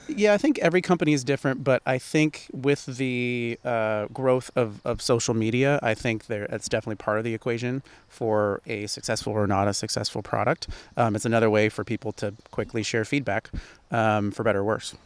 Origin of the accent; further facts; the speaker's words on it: Port Angeles, Washington, United States; also born or lived in Seattle, United States; I am from the Great Pacific Northwest. I lived in Seattle for, for twelve years and from a small town called Port Angeles, so at the base of the Olympic National Park.